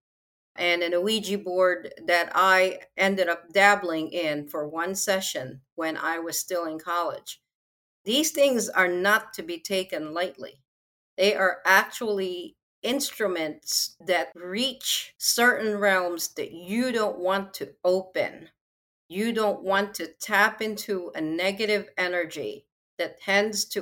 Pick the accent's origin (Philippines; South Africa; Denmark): Philippines; I'm from the Philippines